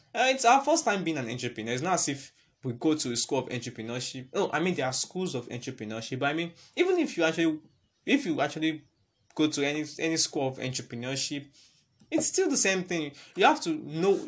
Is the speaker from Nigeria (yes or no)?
yes; Nigeria; it's all about us being Nigerian.